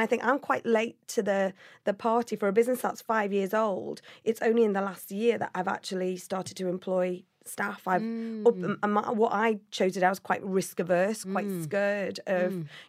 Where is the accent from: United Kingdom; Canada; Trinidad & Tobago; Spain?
United Kingdom; Liverpool, North West England; born there; I was born in Liverpool, but I was made in the Royal Navy.